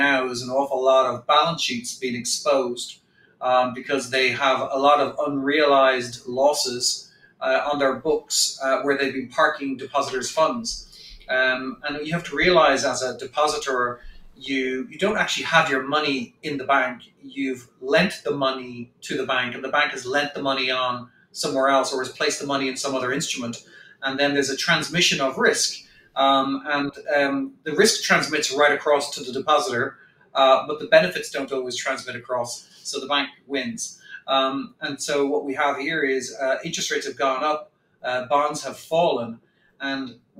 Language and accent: English; Ireland; because we grew up in Europe, in Ireland in particular